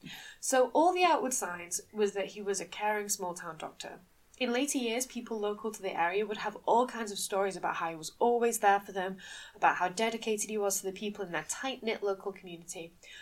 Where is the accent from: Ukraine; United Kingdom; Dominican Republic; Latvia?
United Kingdom; Manchester, North West England; So if you can't tell from our accents, a lot of people can't tell, but no, we are actually from Manchester.